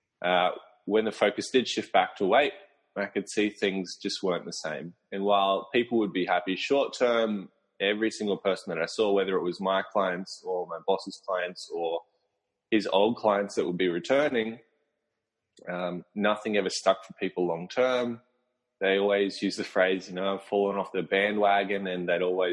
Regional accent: Brisbane, Queensland, Australia; I'm from Brisbane, Australia, so near the Gold Coast

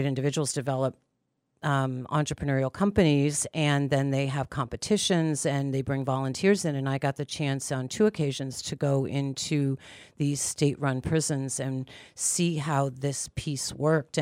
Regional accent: Pittsburgh, Pennsylvania, United States; moved away; I'm originally from Pittsburgh, Pennsylvania, and my grandmother would take me into the city

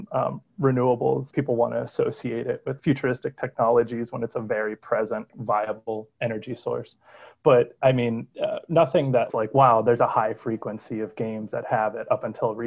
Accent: Youngstown, Ohio, United States; Growing up in Youngstown, it was just your typical Rust Belt community

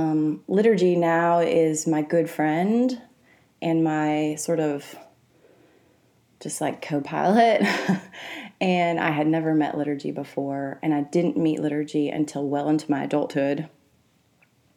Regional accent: Mississippi River Delta, Louisiana, United States; also born or lived in Arkansas; I grew up in the Mississippi River Delta. Half of my growing up, I would call in Arkansas, and half of it in Louisiana, right in the agricultural community of the Mississippi River Delta.

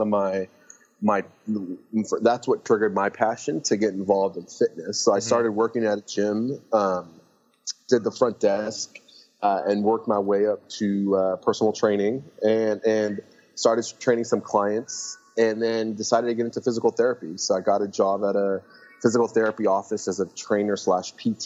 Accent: San Luis Obispo, California, United States; also born or lived in Lebanon; we moved to California, and I grew up in a town called San Luis Obispo

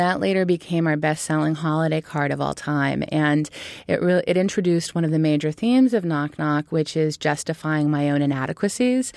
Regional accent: Berkeley, California, United States; moved away as an adult; also born or lived in Michigan / New York City; I grew up in Berkeley, California, which was an interesting place to grow up.

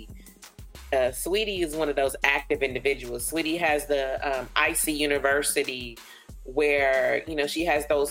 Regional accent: California, United States; now in Texas, United States; I'm from Cali

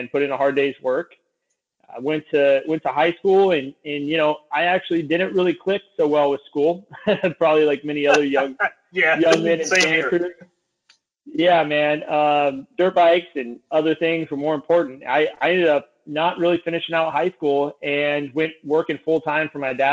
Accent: Santa Cruz, California, United States; I grew up in Santa Cruz, California. I was raised on a ranch out here

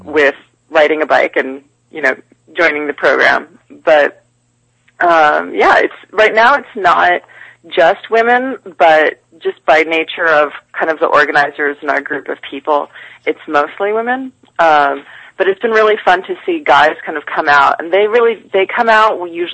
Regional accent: Midwest, United States; now in New York, United States; I grew up in the Midwest where, you know, they only close the elementary schools at like negative 40 below

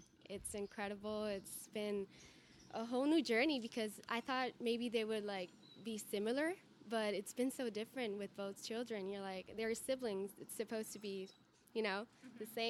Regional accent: Aguadilla, Puerto Rico; English is a second language; also born or lived in Mayagüez, Puerto Rico; I grew up in Puerto Rico. I was born in Mayagüez, And I grew up in Aguadilla, Puerto Rico, right next to the beach. So we're like from the coast.

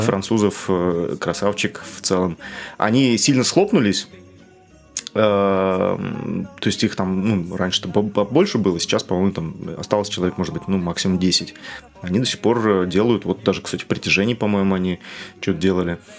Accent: Norilsk, Krasnoyarsk Krai, Russia; я вырос в Норильске, у нас снег в сентябре выпадал и лежал до июля

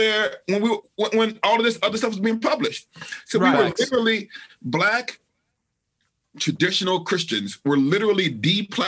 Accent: Alabama, United States; I'm from Alabama

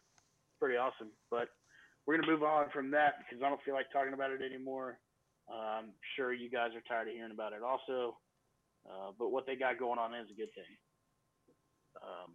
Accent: Jacksonville, Florida, United States; My hometown Jacksonville Jaguars

